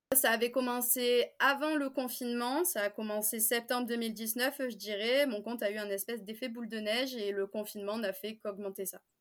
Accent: Marseille, Provence-Alpes-Côte d'Azur, France; je viens de Marseille

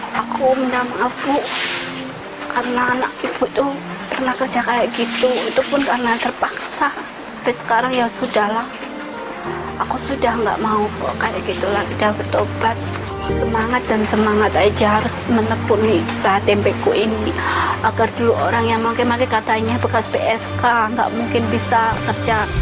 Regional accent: Pekalongan, Central Java, Indonesia; moved away; umur saya 28 tahun asal dari Pekalongan Jawa Tengah

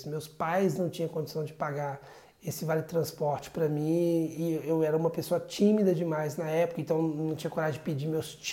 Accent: Sabará, Minas Gerais, Brazil; now in Portugal; uma cidade pequena no Brasil, uma cidade chamada Sabará, região metropolitana de Belo Horizonte, onde eu fui criado ali num bairro simples, um bairro normal da cidade, de uma família simples.

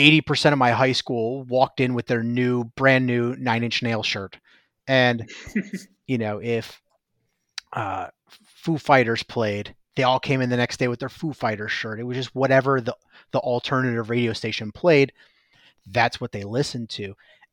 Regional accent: Midwest, United States; And as a Midwesterner, I always appreciated that.

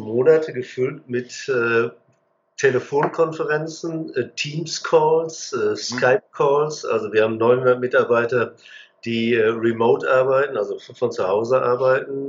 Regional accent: Hagen, North Rhine-Westphalia, Germany; ich bin in der Stadt Hagen groß geworden, am Rande des Sauerlands.

